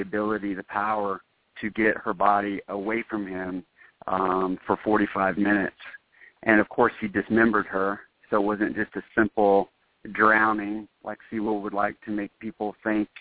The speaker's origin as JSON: {"language": "English", "country": "United States", "said": "I love being an American"}